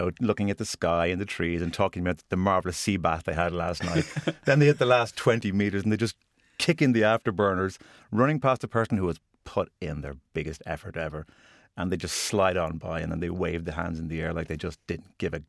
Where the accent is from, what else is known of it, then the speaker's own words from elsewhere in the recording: Ireland; I'm Irish.